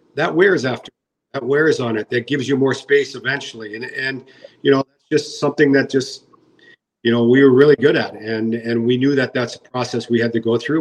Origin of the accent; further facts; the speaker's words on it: British Columbia, Canada; I'm from British Columbia